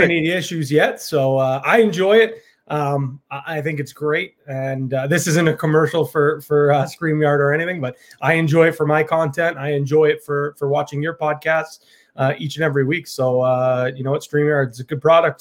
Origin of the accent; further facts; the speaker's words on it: Ajax, Ontario, Canada; I don't say I'm from Ajax. I say I'm from Toronto